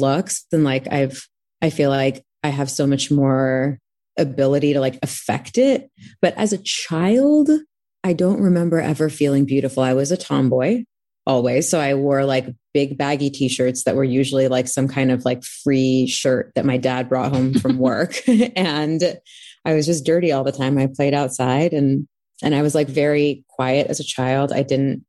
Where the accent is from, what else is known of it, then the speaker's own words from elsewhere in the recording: Anaheim, California, United States; also born or lived in Texas; I'm from North Orange County, from a very small town called Anaheim Hills